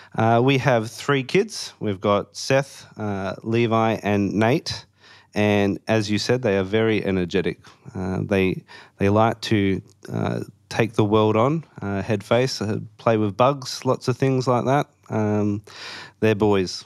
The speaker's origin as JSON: {"language": "English", "town": "Perth", "region": "Western Australia", "country": "Australia", "tie": "born or raised there", "also_born_or_lived": "Melbourne, Victoria / Warrnambool, Victoria", "moved": "as an adult", "said": "I'm obviously from Perth, but I was born in Melbourne"}